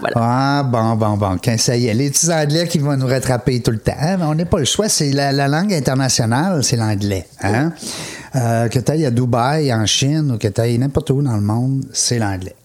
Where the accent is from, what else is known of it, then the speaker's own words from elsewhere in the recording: Quebec City, Quebec, Canada; je viens de Québec, hein, c'est ma région.